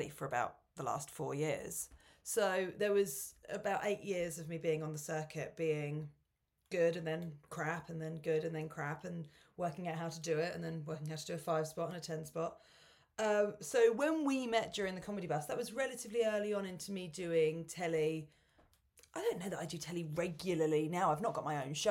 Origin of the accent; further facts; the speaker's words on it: Portsmouth, South East England, United Kingdom; moved away as an adult; I grew up in Pomps